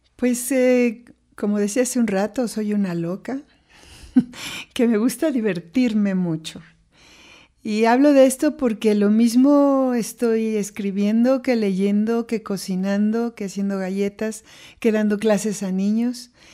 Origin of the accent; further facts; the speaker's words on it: Mexico City, Mexico; yo nací en la Ciudad de México y fui la mayor y la única mujer de cuatro hermanos